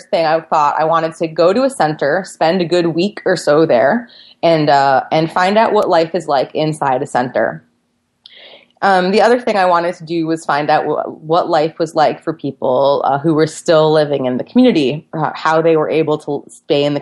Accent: United States; I was an American journalist

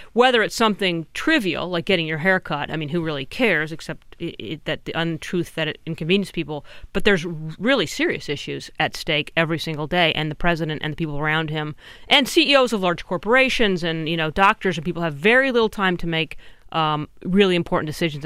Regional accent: California, United States; I'm also from California.

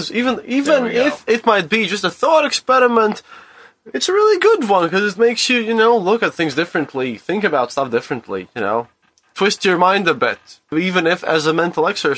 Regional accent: Riga, Latvia; moved away; from Riga, Latvia, from EU

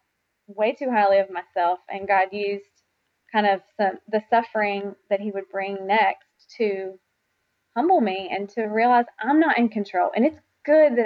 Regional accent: West Virginia, United States; also born or lived in South Carolina; now in Oxford, Mississippi, United States; I grew up in West Virginia

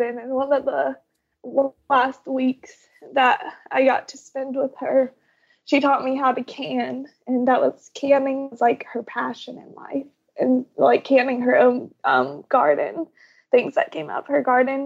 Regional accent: North Carolina, United States; We were raised in, I'm from North Carolina, so we were raised in the Blue Ridge Mountains

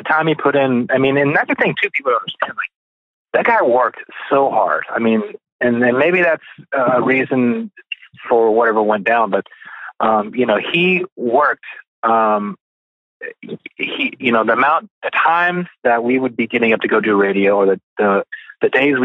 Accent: Arkansas, United States; I was from Arkansas

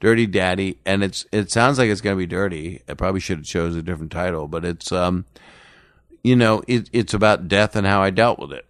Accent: Philadelphia, Pennsylvania, United States; moved away; my hometown, Philly

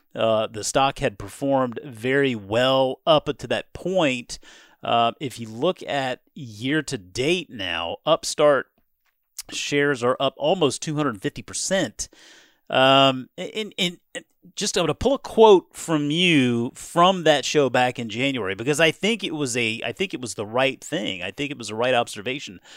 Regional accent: Charleston, South Carolina, United States; moved away; I grew up in Charleston, got to play a lot of golf down there in Charleston, Mount Pleasant

